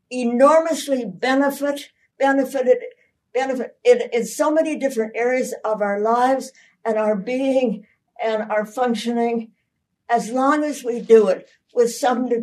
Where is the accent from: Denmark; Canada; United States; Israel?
Canada; I'm a Canadian